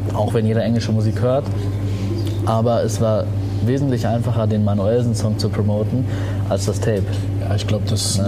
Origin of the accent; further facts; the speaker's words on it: Germany; also born or lived in Tunisia; ich bin aus Tunesien, meine Eltern sind aus Tunesien, ich bin hier geboren